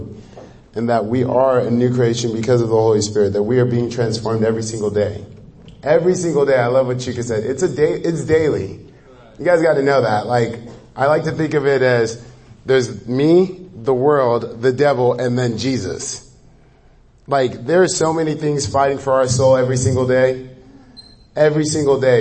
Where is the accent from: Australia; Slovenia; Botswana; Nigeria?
Nigeria; moved away; I'm Nigerian